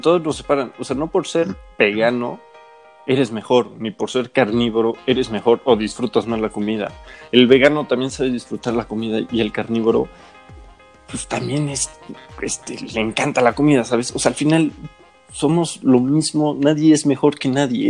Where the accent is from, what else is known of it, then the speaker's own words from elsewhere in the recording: Mexico; somos mexicanos.